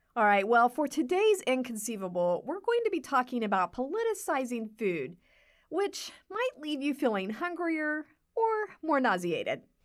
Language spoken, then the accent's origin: English; Texas, United States; moved away; I'm from Texas